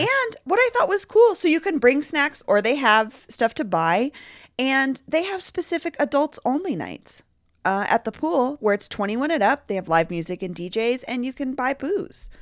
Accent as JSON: {"language": "English", "town": "Denver", "region": "Colorado", "country": "United States", "tie": "born or raised there", "said": "growing up in Denver, my neighborhood pool, Cook Park pool, was the spot."}